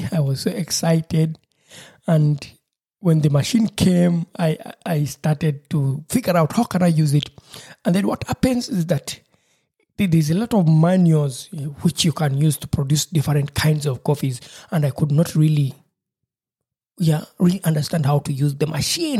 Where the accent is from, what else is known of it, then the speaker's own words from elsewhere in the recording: Uganda; moved away; my home country, Uganda